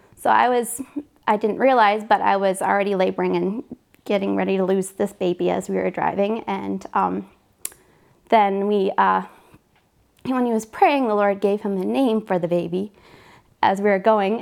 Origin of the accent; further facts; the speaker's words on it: Canada; moved away; I'm Canadian, so we go up to Canada to visit my family for Canadian Thanksgiving